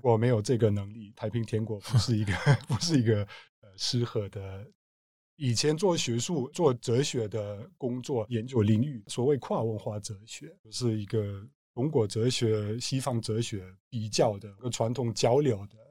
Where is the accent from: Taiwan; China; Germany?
Germany; Chinese is a second language; moved away; 从香港回德国一趟，在乡下的我的家乡看我家人